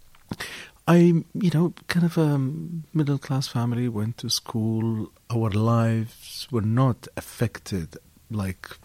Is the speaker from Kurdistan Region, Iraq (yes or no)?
no; Baghdad, Baghdad Governorate, Iraq; when I grew up in Iraq, when I was, you know, I lived in Baghdad. I never rarely left Baghdad until I was 28